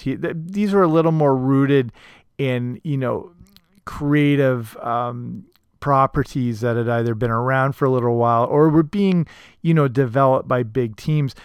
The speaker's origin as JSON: {"language": "English", "country": "Canada", "said": "here in my home country of Canada"}